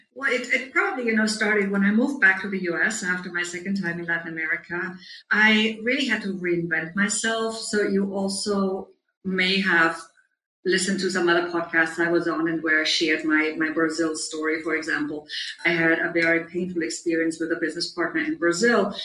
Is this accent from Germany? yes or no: yes; Germany; moved away as an adult; also born or lived in Munich; now in New York, United States; I grew up on a small farm in Germany where I'm right now, but I'm usually based in New York